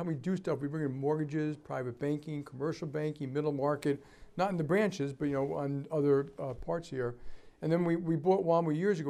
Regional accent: New York, United States; I'm from New York

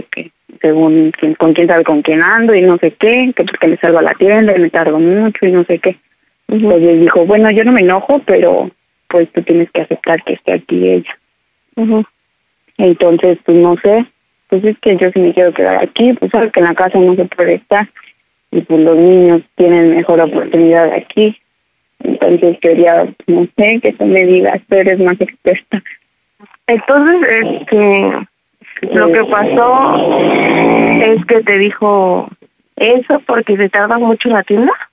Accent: Mexico City, Mexico; now in Baja California, Mexico; yo de la ciudad, pero me vine a Baja California.

